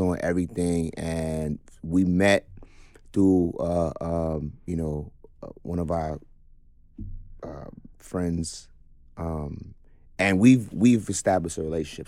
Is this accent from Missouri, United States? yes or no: no; New York City, New York, United States; I grew up in Brownsville